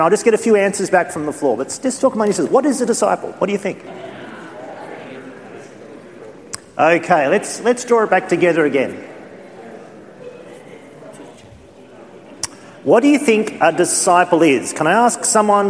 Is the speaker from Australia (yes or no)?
yes; Australia; sometimes being an Australian